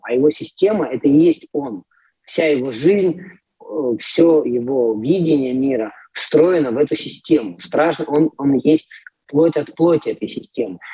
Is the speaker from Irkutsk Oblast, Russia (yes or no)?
yes; Irkutsk, Irkutsk Oblast, Russia; moved away as an adult; now in Poland; в том же моем родном Иркутске, откуда я родом